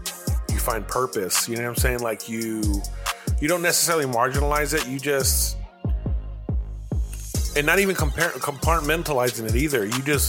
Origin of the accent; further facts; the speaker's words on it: Midvale, Utah, United States; I grew up in Midvale, so that was my home school right there.